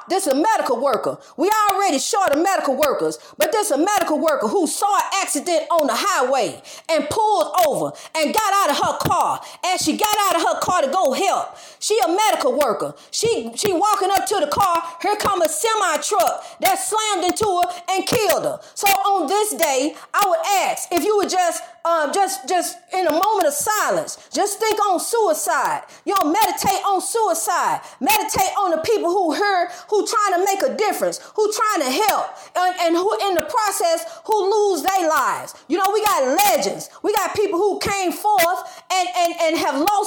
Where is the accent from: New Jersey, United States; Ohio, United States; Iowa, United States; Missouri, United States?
Missouri, United States; St. Louis; I'm from St. Louis area